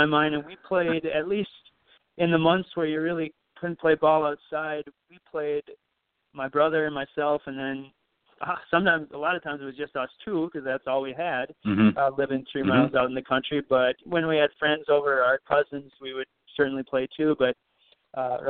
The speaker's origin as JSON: {"language": "English", "town": "Belle Plaine", "region": "Minnesota", "country": "United States", "moved": "as an adult", "lives_now": "Jordan, United States", "said": "I'm from Belle Plaine. Belle Plaine is where my heart is and will always be. But I've lived in Jordan for 14 years"}